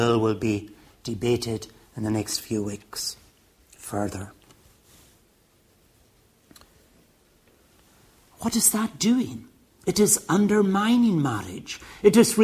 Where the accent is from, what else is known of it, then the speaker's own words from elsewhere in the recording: Stornoway, Scotland, United Kingdom; now in England, United Kingdom; When I grew up in Stornoway in the Western Isles, marriage was for life